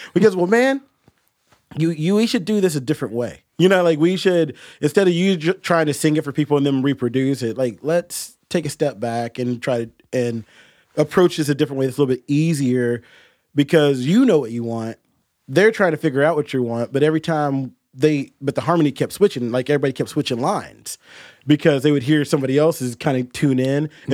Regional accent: Huntington, West Virginia, United States; now in Morgantown, United States; I was born in Huntington, or I was born in Morgantown, but I was raised in Huntington, so I've lived in West Virginia pretty much my whole life.

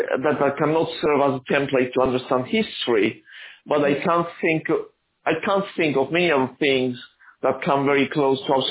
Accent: Argentina; also born or lived in Aleppo, Syria / United States; now in Italy; I was born in Aleppo, Syria, but I was raised in Argentina and I become an Argentine citizen. Then I became an American citizen and I'm now living in Italy.

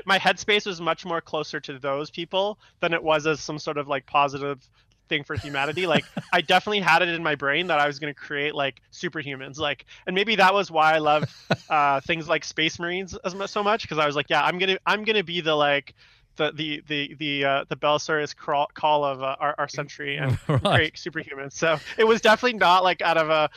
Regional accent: Vancouver, British Columbia, Canada; also born or lived in Istanbul, Turkey / Victoria, British Columbia; I grew up in Vancouver, and I'd moved to Victoria, British Columbia, which is just across the water

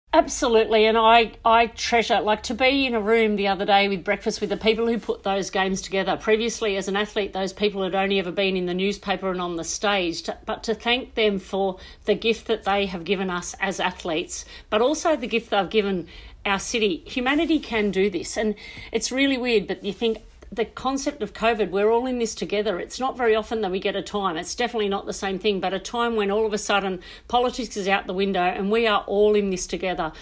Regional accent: Australia; we are so lucky as Australian athletes that we live in this absolutely sport passionate nation

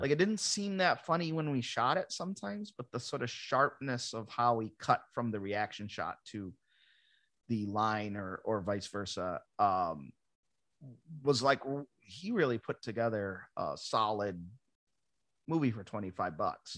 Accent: Ransomville, New York, United States; moved away as an adult; also born or lived in Buffalo, New York; now in Los Angeles, United States; I grew up in Ransomville

